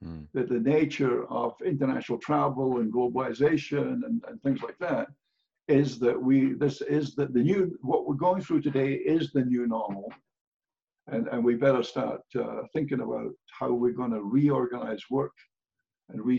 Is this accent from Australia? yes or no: no; Scotland, United Kingdom; moved away as an adult; now in United States; I grew up, obviously, I grew up in Scotland